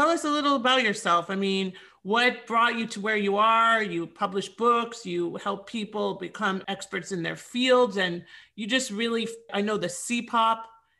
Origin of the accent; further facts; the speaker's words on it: Thornhill, Ontario, Canada; now in South Florida, United States; I'm an international legal and real estate expert, originally from Canada, now in South Florida, and grateful to be here because I just had a pile of snow in my hometown of Thornhill, Ontario.